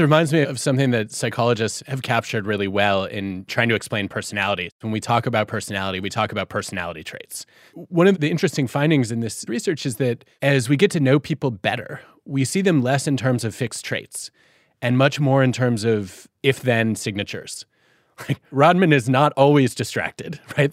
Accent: Detroit, Michigan, United States; Growing up in Detroit

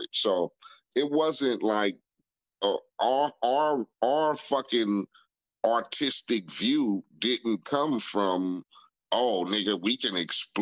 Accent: Compton, California, United States; growing up in Compton, living where I lived in a neighborhood called Spooktown

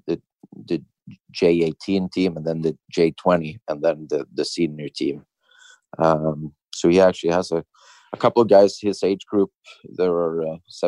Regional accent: Sweden; moved away as an adult; coming from a small town in Sweden

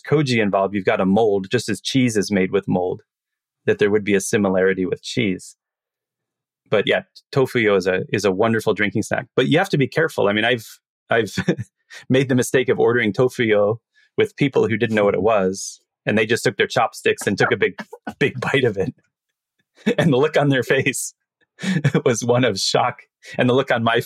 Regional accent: United States; as an American

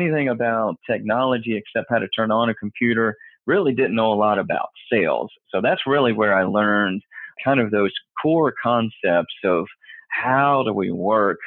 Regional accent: Tennessee, United States; moved away; also born or lived in Austin, Texas; I grew up in Tennessee

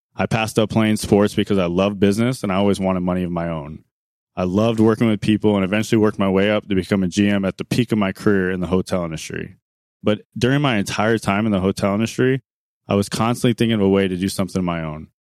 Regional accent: Arizona, United States; I was born and raised in Arizona

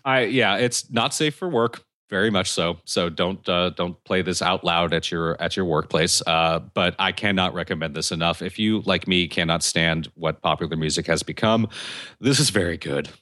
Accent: United States; I'm American

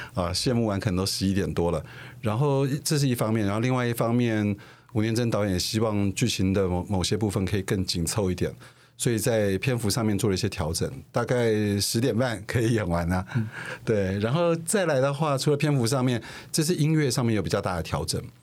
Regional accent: Taipei, Taiwan; 因为我在台北市长大的小孩嘛

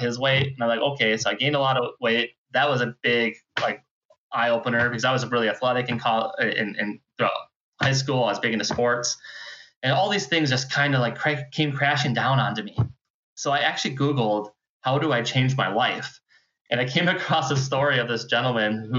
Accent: Houghton, Michigan, United States; also born or lived in Wisconsin; I moved back to my hometown in Houghton

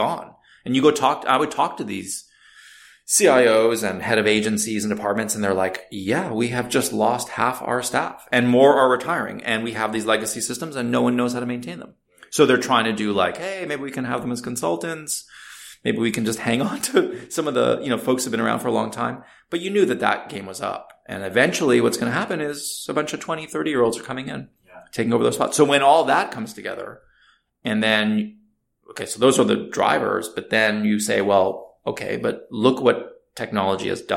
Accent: Canada; moved away as an adult; now in United States; being originally Canadian

